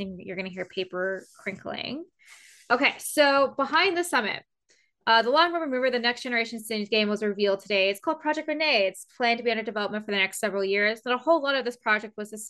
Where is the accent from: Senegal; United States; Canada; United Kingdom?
Canada; I'm from Canada